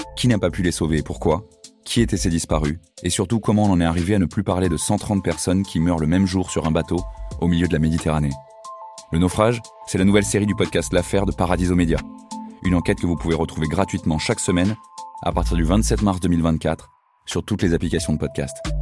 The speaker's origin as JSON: {"language": "French", "town": "Marseille", "region": "Provence-Alpes-Côte d'Azur", "country": "France", "tie": "born or raised there", "also_born_or_lived": "Saint-Denis", "said": "j'ai grandi à Marseille, j'ai fait mes études à, Saint-Denis. Et euh, voilà, là je suis de retour à Marseille"}